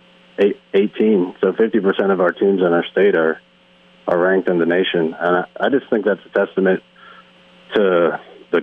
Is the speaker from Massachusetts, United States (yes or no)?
no; New Jersey, United States; moved away as an adult; growing up in New Jersey